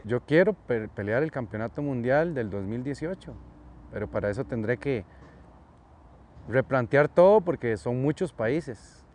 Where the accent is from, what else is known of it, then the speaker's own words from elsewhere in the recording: Costa Rica; cuando vos decís que, que vos sos de Costa Rica